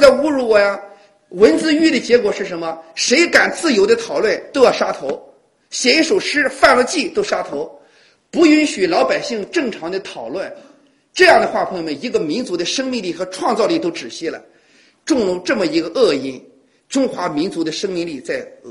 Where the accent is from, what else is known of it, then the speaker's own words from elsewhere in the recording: China; 我们中国人之所以是中国人